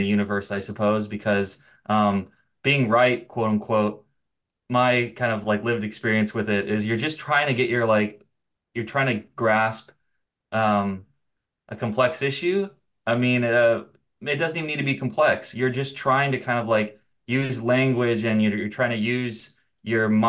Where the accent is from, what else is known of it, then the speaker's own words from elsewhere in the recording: Redondo Beach, California, United States; I'm really from Redondo Beach